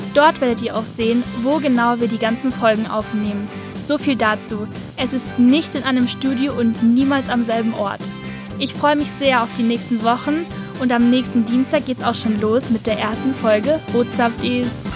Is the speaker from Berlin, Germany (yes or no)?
no; Munich, Bavaria, Germany; ich bin 23 Jahre alt und ich komme aus München